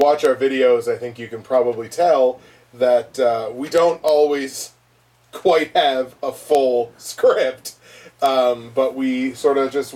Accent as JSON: {"language": "English", "country": "Canada", "said": "We're Canadian"}